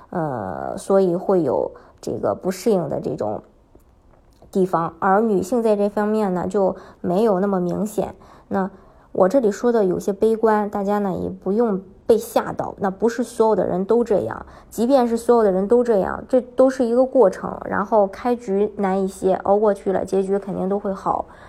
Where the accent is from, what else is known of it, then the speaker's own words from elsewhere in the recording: Shandong, China; moved away as an adult; now in Canada; 我是山东的